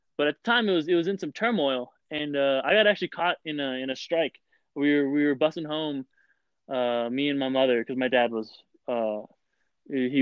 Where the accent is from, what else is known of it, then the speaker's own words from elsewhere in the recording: Vail, Colorado, United States; I'm a first-generation American, born and raised in Vail, Colorado